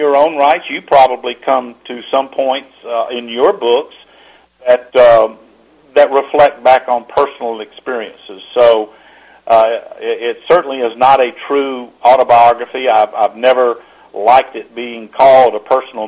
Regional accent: Atlanta, Georgia, United States; I grew up, for those who may be familiar with the Atlanta area at all, I grew up on Memorial Drive

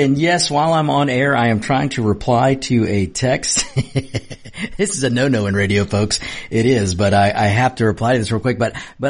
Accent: United States; We are one. We are Americans. We are citizens of the greatest country in the world.

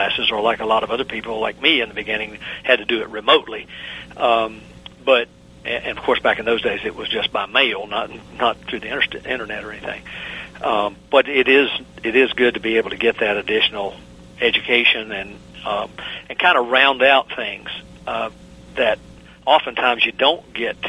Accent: the South, United States; accent: southern; I have not lost my southern accent

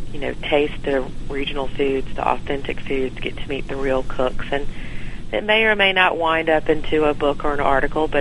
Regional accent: Evans, Georgia, United States; So I am a Georgia native. My family lives in around the Augusta area in a little town outside of it

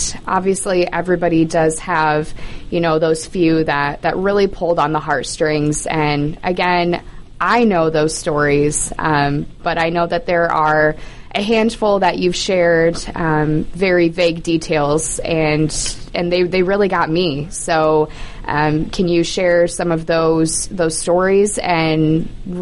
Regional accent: Lansing, Michigan, United States; moved away as an adult; now in Atlanta, United States; I'm originally from the Lansing area of Michigan and have been down in the Atlanta area of Georgia for about 2 years now

